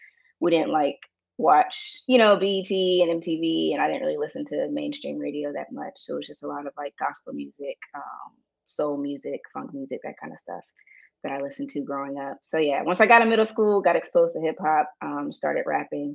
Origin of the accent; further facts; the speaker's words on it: Florida, United States; now in Texas, United States; I'm from Florida originally, even though I'm out in Texas right now